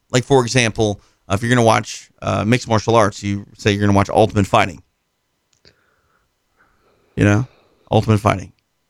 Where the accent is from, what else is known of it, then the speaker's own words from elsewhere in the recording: United States; Maybe I'm just an American trying to teach a guy who lives in England English.